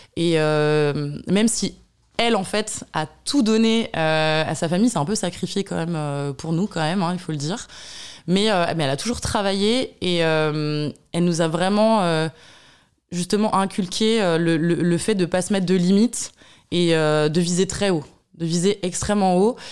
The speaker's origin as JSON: {"language": "French", "area": "Burgundy", "region": "Bourgogne-Franche-Comté", "country": "France", "tie": "born or raised there", "said": "je suis bourguignonne. Voilà, je suis née en Bourgogne, d'une famille euh, modeste"}